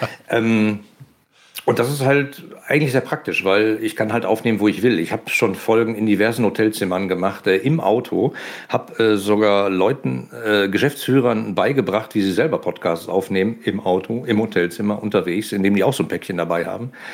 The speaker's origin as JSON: {"language": "German", "area": "Ruhr area", "region": "North Rhine-Westphalia", "country": "Germany", "said": "man hört, dass ich aus dem Ruhrgebiet komme"}